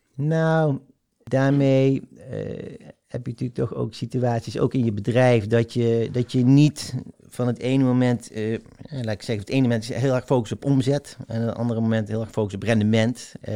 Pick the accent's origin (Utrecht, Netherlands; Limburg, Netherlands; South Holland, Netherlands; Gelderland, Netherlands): Limburg, Netherlands; South; also born or lived in North Brabant; Van de dag van de verhuizing, dat wij naar Zuid-Limburg verhuizen. Dat is ook mijn eerste herinnering. En ehm, ja, daar, heb ik wel gewoon een fijne jeugd gehad